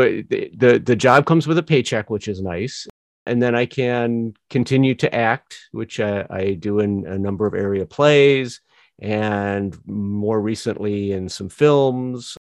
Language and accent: English; Northwest Indiana, United States; also born or lived in Joliet, Illinois; I was born in Joliet, raised in Northwest Indiana. So very Midwest, extremely Midwest